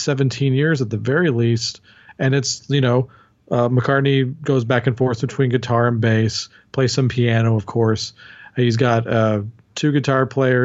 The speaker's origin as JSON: {"language": "English", "area": "Dallas-Fort Worth area", "region": "Texas", "country": "United States", "said": "I'm from the Dallas-Fort Worth area in Texas"}